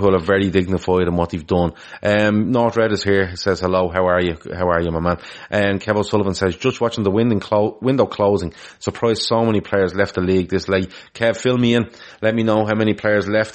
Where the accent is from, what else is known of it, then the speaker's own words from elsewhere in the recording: Ireland; I'm from Ireland